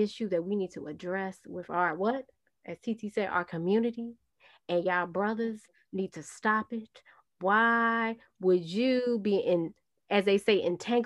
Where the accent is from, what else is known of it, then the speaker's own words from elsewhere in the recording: New York City, New York, United States; I am from Brooklyn, New York